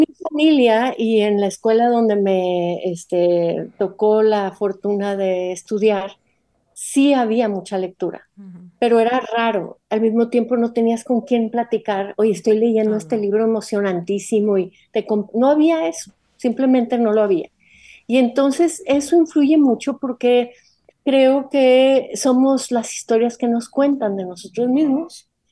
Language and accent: Spanish; Monterrey, Nuevo León, Mexico; soy de Monterrey y de una cierta época, de los años, en los años 60